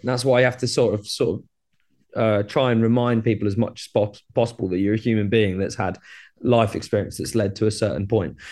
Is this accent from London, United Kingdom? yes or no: no; Brighton, South East England, United Kingdom; I'm from Brighton in the U K.